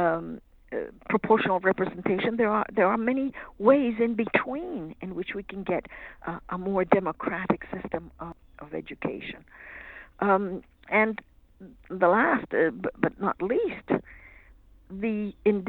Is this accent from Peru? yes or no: no; Canada; I'm Canadian.